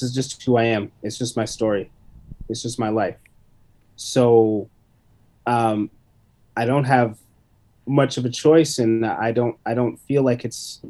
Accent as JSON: {"language": "English", "town": "London", "region": "Ontario", "country": "Canada", "tie": "born or raised there", "also_born_or_lived": "Vancouver", "moved": "yes", "lives_now": "Toronto, Canada", "said": "I grew up in London."}